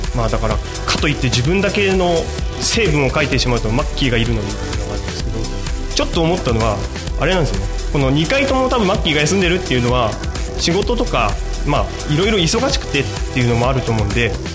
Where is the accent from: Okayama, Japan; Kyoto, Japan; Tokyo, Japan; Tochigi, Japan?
Tochigi, Japan; home area of the Shimotsuke Shimbun; うちの地元の下野新聞